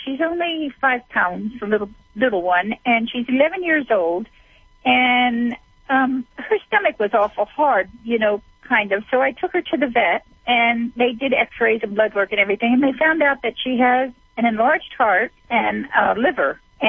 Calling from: Nevada, United States; I'm calling from Nevada.

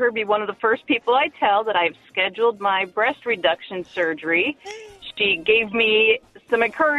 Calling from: Youngstown, Ohio, United States; I'm calling from Youngstown, Ohio.

